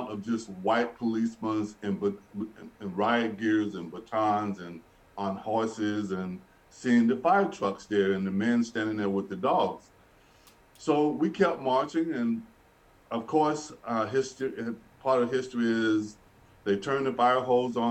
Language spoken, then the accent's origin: English; Birmingham, Alabama, United States; moved away as an adult; now in Winnipeg, Canada; I grew up in Birmingham, Alabama, and in the 50s and the 60s